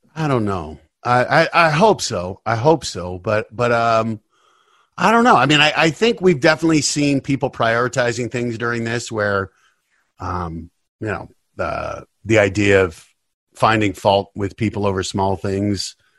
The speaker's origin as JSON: {"language": "English", "town": "Denver", "region": "Colorado", "country": "United States", "tie": "born or raised there", "also_born_or_lived": "New York", "moved": "as an adult", "said": "I grew up in Denver, and it was just, hey, you, you work hard, you go to college"}